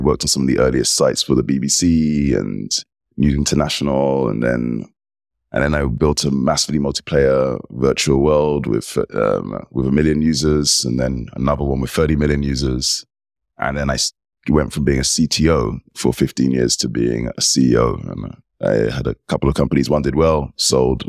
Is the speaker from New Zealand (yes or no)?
no; England, United Kingdom; I'm British, English, member of the United Kingdom.